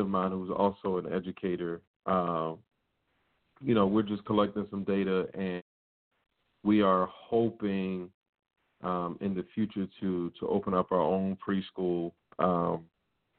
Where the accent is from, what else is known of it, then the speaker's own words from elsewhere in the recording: Virginia Beach, Virginia, United States; That was down in my hometown, Tammy. That was down at Virginia Beach